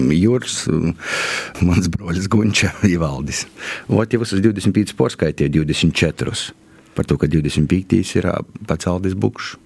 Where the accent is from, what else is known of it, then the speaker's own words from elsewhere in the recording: Kārsava, Latgale, Latvia; accent: Latgalian; es esmu no Korsovas